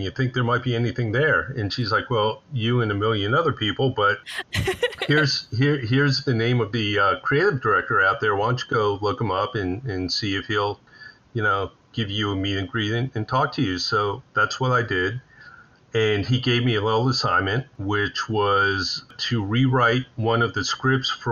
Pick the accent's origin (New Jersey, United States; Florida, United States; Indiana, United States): Florida, United States; South; also born or lived in Orlando; Growing up in South Florida